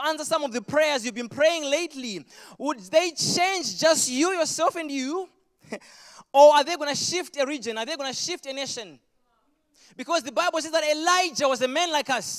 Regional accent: Zimbabwe; accent: Zimbabwean; moved away; I was born in Zimbabwe, so you're going to get the thickest Zimbabwean accent you can ever get if you've never heard one.

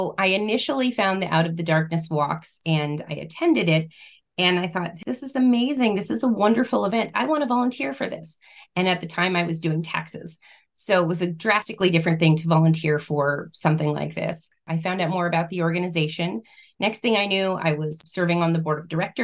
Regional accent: California, United States; now in Arizona, United States; we're originally from California

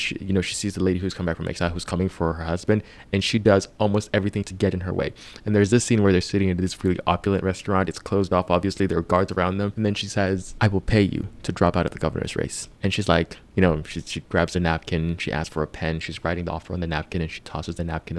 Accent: Nigeria; I'm Nigerian

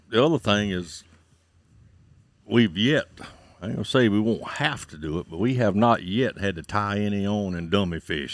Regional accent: Santee Cooper, South Carolina, United States; I was born and raised here on Santee Cooper.

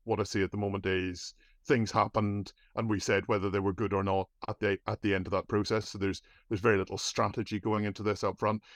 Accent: Ireland; As an Irish person

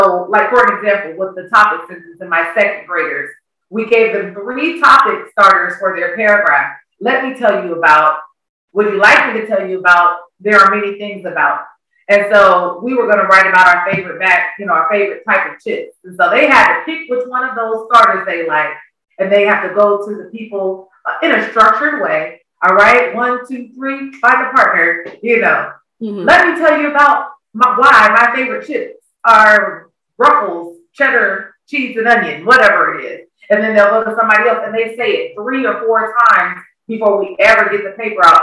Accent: Kansas, United States; moved away as an adult; now in Georgia, United States; I'm originally from Kansas. I've been here in Georgia just over 13 years.

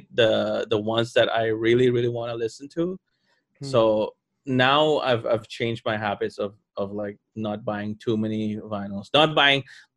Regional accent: Thailand; I'm from Thailand.

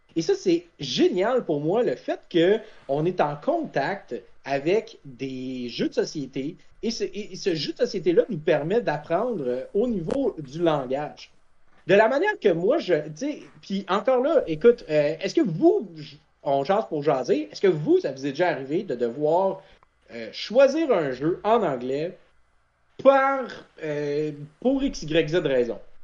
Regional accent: Quebec, Canada; je venais du Canada

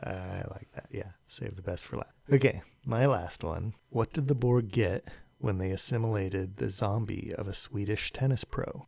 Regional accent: San Jose, California, United States; moved away as an adult; now in Santa Cruz, United States; I was born and raised in San Jose, California

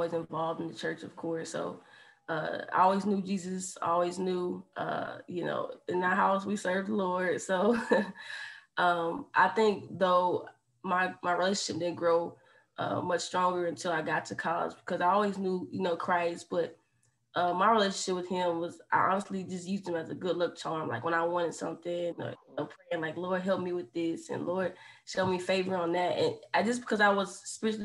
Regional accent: Hopkins, South Carolina, United States; moved away as an adult; now in Lexington, United States; I'm from Hopkins, South Carolina

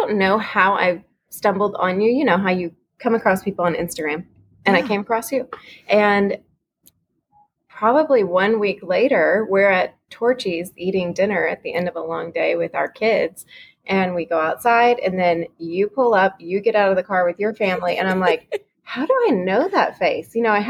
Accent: Fort Worth, Texas, United States; I'm from Fort Worth, Texas.

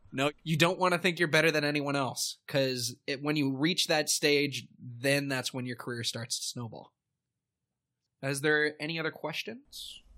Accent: Canada; being a Canadian, but also being part of the Toronto scene

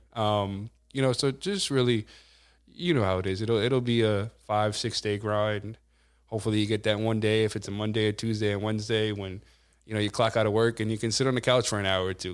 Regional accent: Amityville, New York, United States; growing up in the Amityville, Copeg, you know, Wyandotte area

